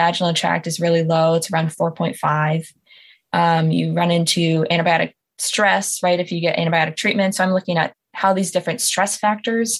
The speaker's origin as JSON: {"language": "English", "region": "Michigan", "country": "United States", "tie": "born or raised there", "also_born_or_lived": "Wisconsin", "said": "So I grew up in Michigan, and I just kind of jumped across the pond and did undergrad and then came right back here for grad school"}